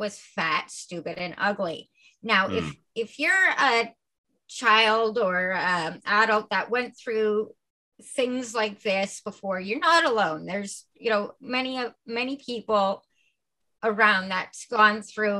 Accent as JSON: {"language": "English", "town": "Milton", "region": "Ontario", "country": "Canada", "tie": "born or raised there", "also_born_or_lived": "Acton / Ottawa / Kitchener", "lives_now": "Toronto, Canada", "said": "I was raised in Milton, and then I moved to Acton, then I moved to Ottawa, then I moved to Kitchener. I've been everywhere"}